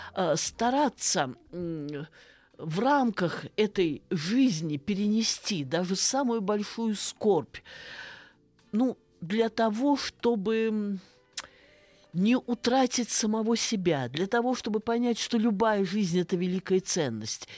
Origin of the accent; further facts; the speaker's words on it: Saratov, Saratov Oblast, Russia; moved away; родилась и выросла в Саратове, напротив города Энгельса, бывшего Покровска.